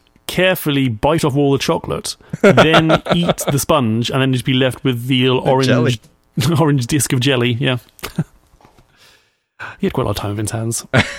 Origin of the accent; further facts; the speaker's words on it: United Kingdom; Like, I look like a Swedish person, but in fact, I'm British.